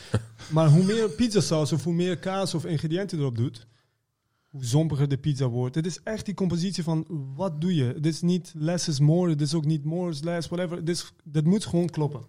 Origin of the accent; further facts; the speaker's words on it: Iran; also born or lived in Maastricht; now in Netherlands; ik kom uit Iran